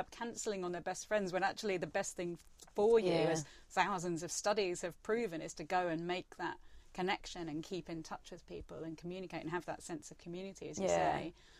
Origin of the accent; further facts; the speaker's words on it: Malaga, Andalusia, Spain; moved away; I grew up in Spain, so Spain is a real Spain refine. I go there every 6 weeks, really, at the moment, and it's my home.